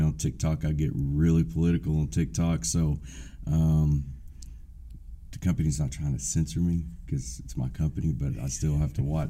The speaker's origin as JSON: {"language": "English", "area": "Taylor County", "region": "Texas", "country": "United States", "tie": "born or raised there", "said": "right here in my hometown, my home county, and that's Taylor County."}